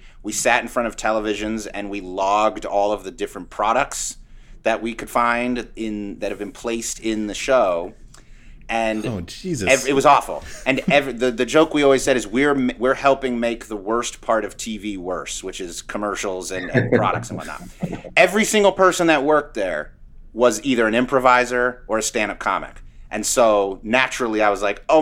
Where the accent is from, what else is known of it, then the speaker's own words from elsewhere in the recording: Sacramento, California, United States; moved away as an adult; also born or lived in New York City; I grew up in Sacramento. And then when I graduated high school, I hightailed it to New York.